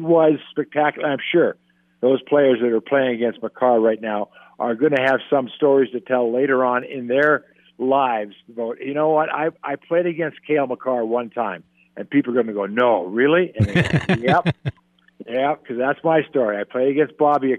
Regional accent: San Diego, California, United States; moved away; I grew up in San Diego.

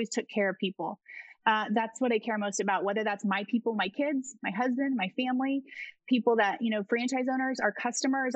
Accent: Oklahoma, United States; I was born and raised in Oklahoma

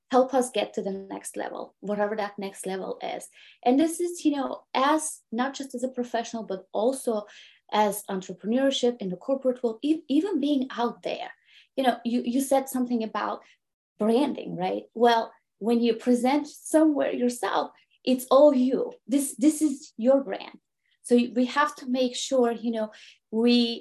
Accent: Bulgaria; English is a second language; moved away as an adult; now in United States; I'm an immigrant woman from Bulgaria who immigrated to the United States 20 years ago

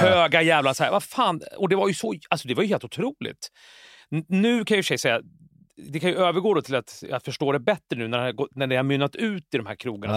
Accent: Jakobsberg, Stockholm County, Sweden; jag är uppvuxen i Jakan i Jakobsberg.

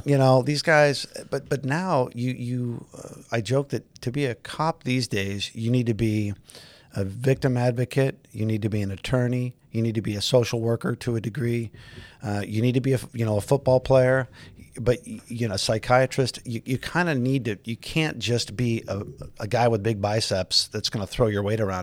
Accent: Los Angeles, California, United States; I grew up in the San Fernando Valley, out in Granada Hills

